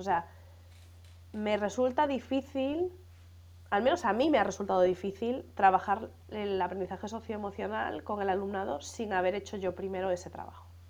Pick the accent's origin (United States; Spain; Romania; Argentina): Spain; Galicia; moved away as an adult; also born or lived in Madrid; yo soy gallega como, como Manel